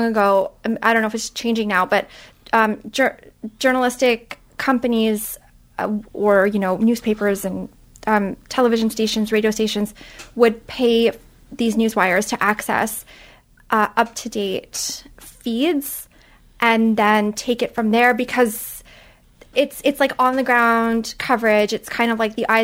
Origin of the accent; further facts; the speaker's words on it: Montreal, Quebec, Canada; moved away; also born or lived in London; I'm from Montreal